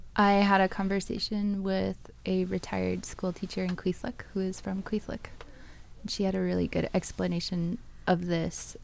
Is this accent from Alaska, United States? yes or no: yes; Bristol Bay area, Igiugig, Alaska, United States; moved away; I grew up in the Bristol Bay area, um, in Iquiagic, and I grew up on a river